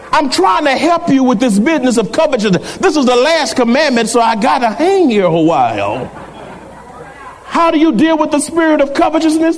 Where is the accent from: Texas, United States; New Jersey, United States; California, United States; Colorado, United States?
Texas, United States; San Antonio; I said, San Antonio